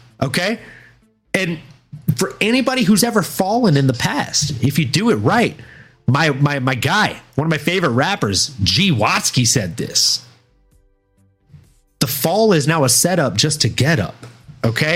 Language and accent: English; the South, United States; growing up in the South